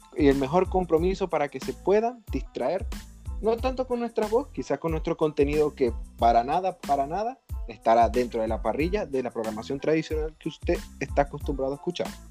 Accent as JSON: {"language": "Spanish", "country": "Venezuela", "moved": "yes", "said": "salí de Venezuela"}